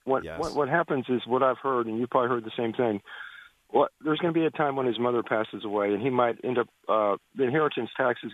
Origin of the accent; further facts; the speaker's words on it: Houston, Texas, United States; when I was growing up in Houston